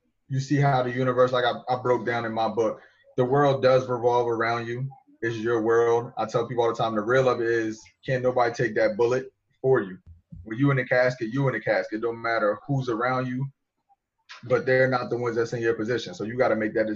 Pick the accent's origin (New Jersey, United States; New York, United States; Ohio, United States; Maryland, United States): New Jersey, United States; I'm from Jersey. So whatever stereotype you got about people up north, that's how I am. That's what I fit. That's what I was grown. That's what I grew up around.